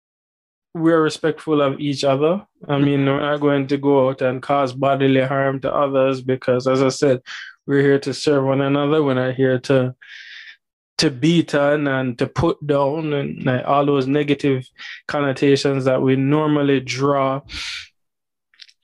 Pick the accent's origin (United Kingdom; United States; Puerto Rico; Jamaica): Jamaica; I'm a Black male from Jamaica